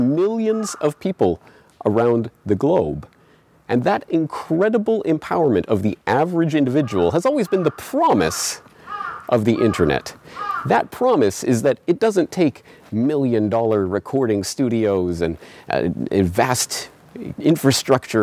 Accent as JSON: {"language": "English", "country": "Canada", "tie": "born or raised there", "moved": "yes", "lives_now": "Japan", "said": "I am Canadian, I was born and raised in Canada, but I don't live in Canada. I live here, in Japan"}